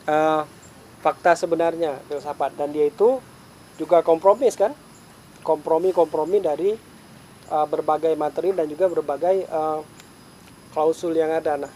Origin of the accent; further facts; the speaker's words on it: Aceh, Indonesia; born there; Saya bisa dipilih, saya nggak mau lahir di Aceh. Cuma punya dua musim.